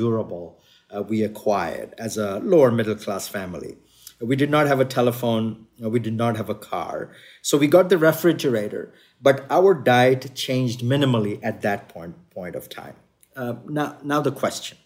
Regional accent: Odisha, India; moved away; We come from Odisha, which is a little further north of Tamil Nadu on the Indian Peninsula. But we migrated to various cities

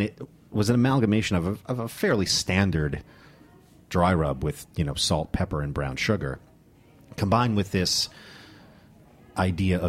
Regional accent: New Jersey, United States; moved away as an adult; now in New York City, United States; I grew up in North Jersey, just north of the George Washington Bridge

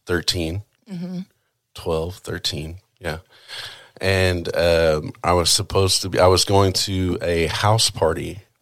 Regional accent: Chickasha, Oklahoma, United States; All over. A lot of different towns. But at that time, it was I was in school in Chickasha, Oklahoma.

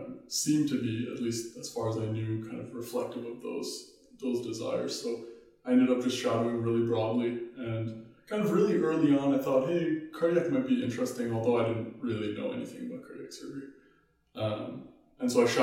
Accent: Ottawa, Ontario, Canada; moved away as an adult; now in Vancouver, Canada; I grew up in Ottawa

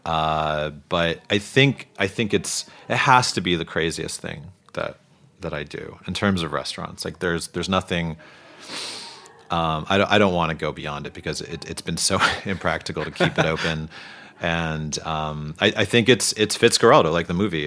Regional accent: New Jersey, United States; also born or lived in Boston; now in Brooklyn, United States; I only lived there for like two years before my family moved to New Jersey

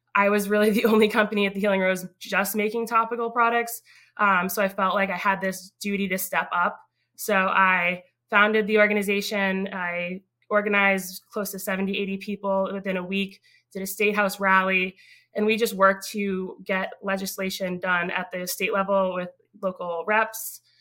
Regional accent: North Andover, Massachusetts, United States; also born or lived in Newburyport, Massachusetts; I grew up um, in North Andover, Massachusetts.

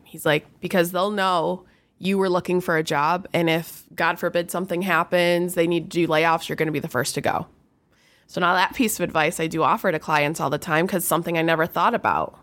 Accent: Rochester, Michigan, United States; I grew up in Rochester

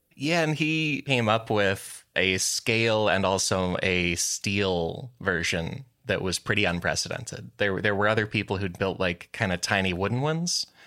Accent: United States; accent: American; my American accent

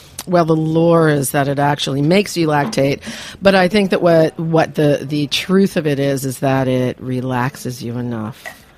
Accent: Philadelphia, Pennsylvania, United States; I'm from Philadelphia, and that is historically a lager town.

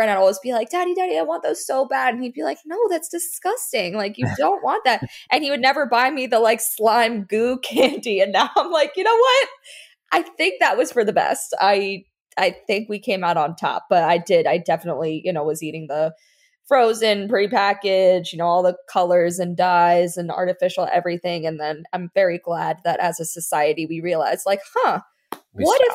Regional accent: Weston, Florida, United States; also born or lived in New York; I grew up in Fort Lauderdale, well, Weston.

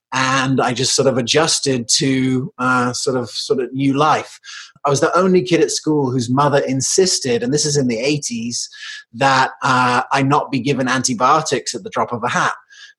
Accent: England, United Kingdom; also born or lived in United States / South Africa; it's because I was born in Colorado, but I grew up in England and South Africa.

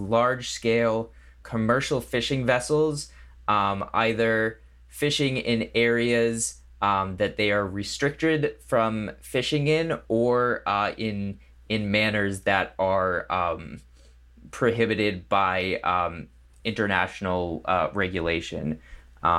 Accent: New England, United States; now in Los Angeles, United States; I grew up in New England, in the cold

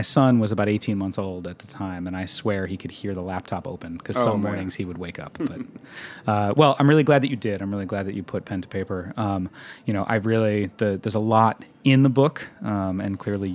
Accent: Northeast, United States; also born or lived in California; Growing up in the Northeast

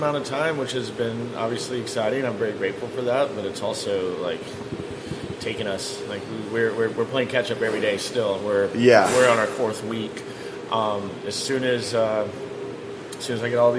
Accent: McAllen, Texas, United States; also born or lived in Houston, Texas / Chicago; now in Austin, United States; So I grew up in the Valley. Till I was about fourth grade, ended up coming to Austin with my dad

